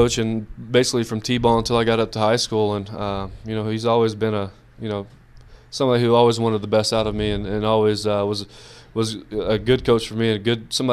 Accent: Brownwood, Texas, United States; I grew up in Brownwood

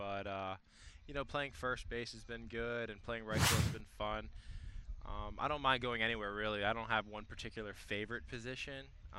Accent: South Florida, United States; being from South Florida

